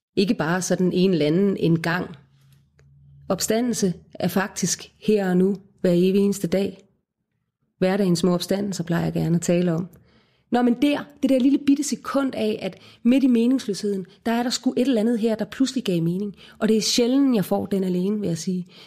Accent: Odense, Southern Denmark, Denmark; Jeg er født og opvokset i Odense

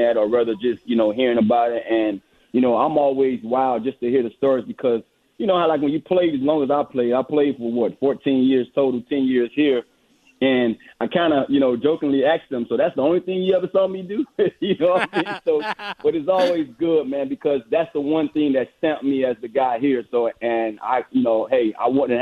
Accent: Miami, Florida, United States; I'm a Florida guy. I grew up in Miami, Florida

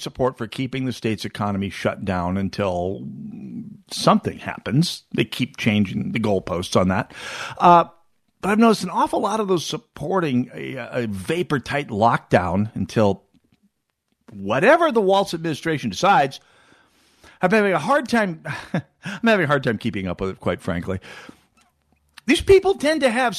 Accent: North Dakota, United States; now in Minnesota, United States; my home state of North Dakota

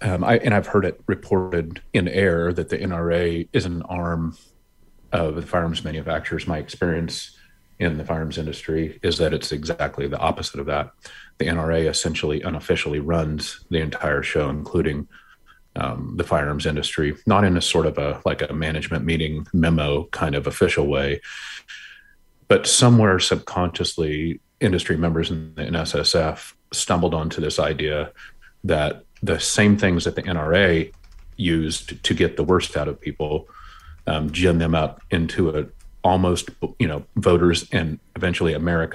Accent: Montana, United States; We've seen it in Michigan and Kentucky and Virginia, my home state of Montana.

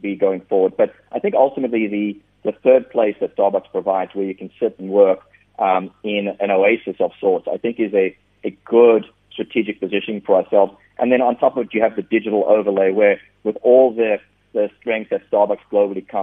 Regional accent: South Africa; being a South African myself

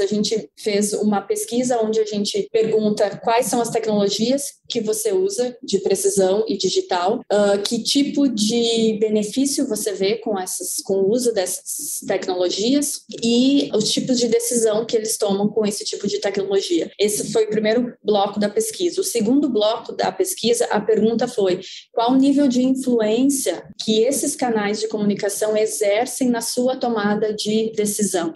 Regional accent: São José do Herval, Rio Grande do Sul, Brazil; moved away as an adult; also born or lived in Illinois, United States; now in United States; sou natural de São José do Herval, na região de Lajeado, Passo Fundo

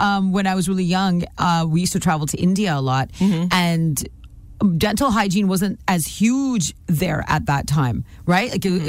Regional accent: Nanaimo, British Columbia, Canada; moved away; I'm from Nanaimo

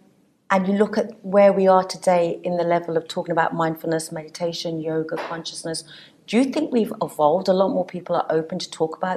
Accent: England, United Kingdom; Coming from a Sikh Punjabi family, I grew up in England

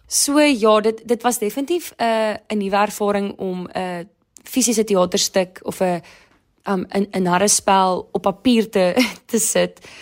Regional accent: Durbanville, Western Cape, South Africa; also born or lived in Stellenbosch; Ek is 24 jaar oud en ek kom van Durbanville af

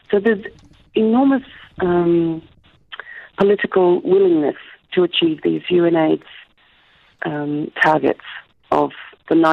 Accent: Australia; accent: Australian; moved away; You would be hard pushed to find my accent. it is Australian.

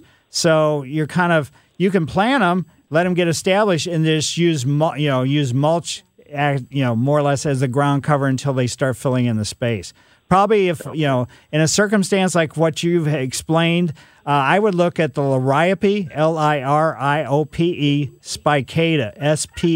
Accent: Ellisville, United States; growing up in Ellisville

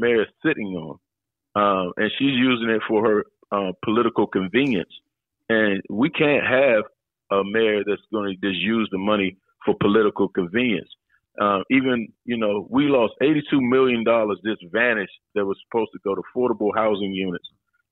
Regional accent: Washington, District of Columbia, United States; I grew up in Washington, D.C.

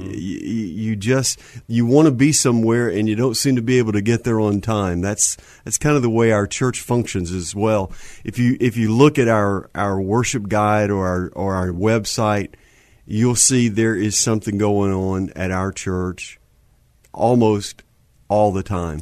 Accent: Houston, Texas, United States; also born or lived in Marshall, Texas; I was born in Houston

